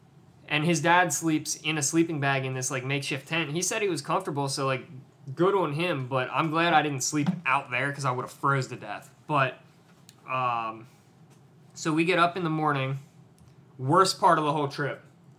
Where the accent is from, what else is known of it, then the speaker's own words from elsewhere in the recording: East Coast, United States; I'm from the East Coast. It is practically lunchtime where I'm from